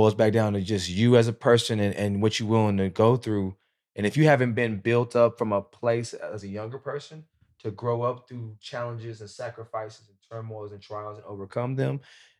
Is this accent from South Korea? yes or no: yes; South Korea; I grew up in Korea.